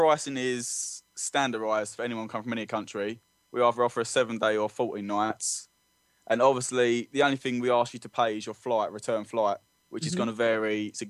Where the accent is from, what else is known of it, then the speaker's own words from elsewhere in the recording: London, United Kingdom; I'm quite proud of growing up in London.